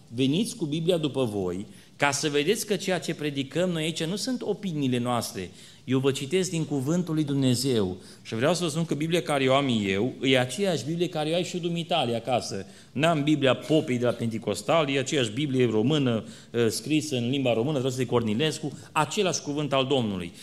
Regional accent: Romania; suntem români

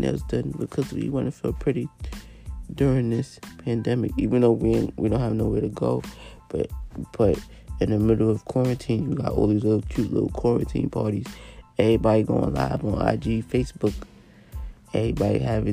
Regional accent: New York, United States; I'm from New York

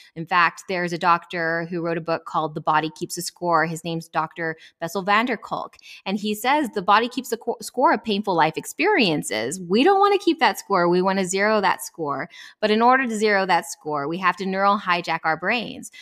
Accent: El Paso, Texas, United States; moved away as an adult; also born or lived in Atlanta, Georgia; I grew up born and raised in El Paso, Texas

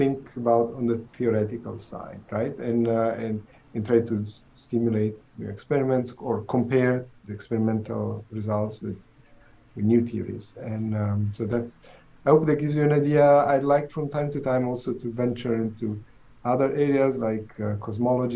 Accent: Southern Italy, Italy; English is a second language; moved away as an adult; also born or lived in Pisa, Italy / Los Alamos, United States; now in Seattle, United States; I'm originally, as you can tell from the accent, I'm originally from Italy. I'm from southern Italy, small village.

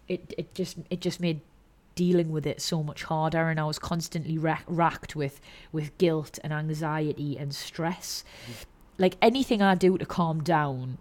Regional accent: the Northeast, Geordie, North East England, United Kingdom; Being from the Northeast, being a Geordie

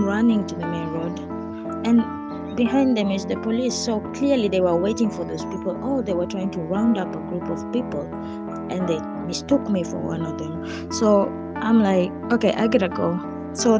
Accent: Kenya; me being the Kenyan I am

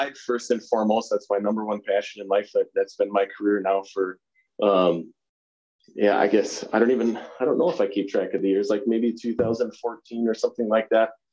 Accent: Pelican Rapids, Minnesota, United States; moved away as an adult; now in Montana, United States; you and I grew up together in Pelican Rapids, Minnesota

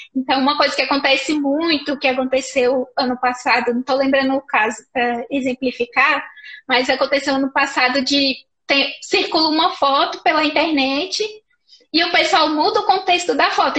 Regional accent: Paracatu, Minas Gerais, Brazil; moved away; also born or lived in Brasília; eu sou de Paracatu, Minas Gerais, aqui pertinho de Brasília.

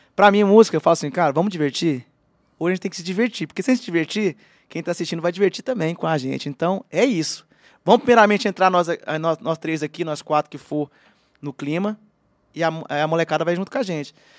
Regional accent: Uberlândia, Minas Gerais, Brazil; eu nasci em Uberlândia, eu sou do Cerrado

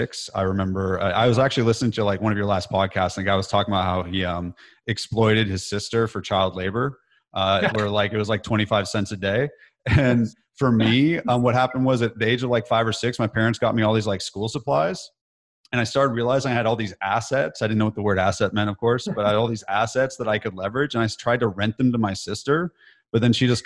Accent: California, United States; moved away as an adult; now in Nashville, United States; growing up in California, I just had like an average childhood, middle class

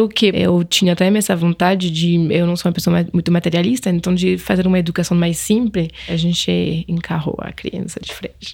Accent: Angers, Pays de la Loire, France; Portuguese is a second language; moved away as an adult; now in São Paulo, Brazil; Na França, sou de Angers, no Vale do Loire

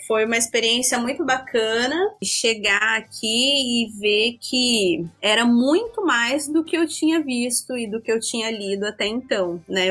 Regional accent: Jaboticabal, São Paulo, Brazil; moved away as an adult; now in Maringá, Brazil; Eu sou do interior de São Paulo, sou de uma cidade chamada, chamada Jaboticabal, é próximo a Araraquara

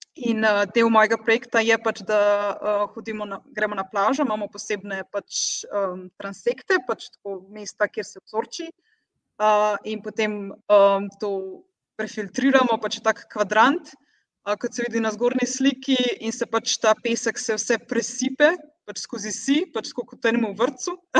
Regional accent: Slovenia; moved away as an adult; now in Portugal; sem jaz prva in edina slovenka

